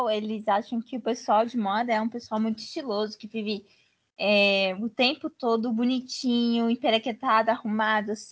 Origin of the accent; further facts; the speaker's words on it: São Paulo, Brazil; E quando eu me mudei para Minas, sul de Minas, né, que eu sou de São Paulo, interior de São Paulo, é, eu queria usar chapéu